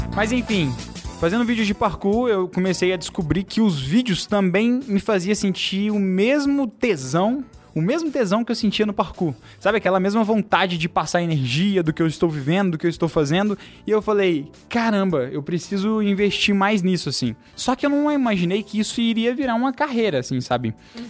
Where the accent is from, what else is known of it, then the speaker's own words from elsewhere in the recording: Ibirité, Minas Gerais, Brazil; eu sou de Birité, que é uma cidade do interior de Belo Horizonte, não é do interior, né? É uma cidade vizinha aqui de Belo Horizonte. Quando eu morava lá